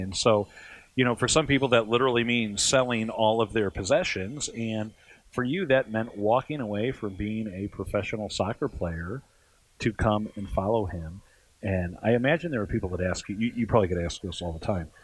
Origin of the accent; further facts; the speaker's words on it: St. Louis, Missouri, United States; growing up in Saint Louis, I was a big Saint Louis Cardinals fan